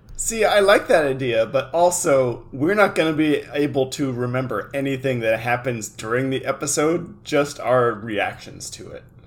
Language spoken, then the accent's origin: English; California, United States; we're both from California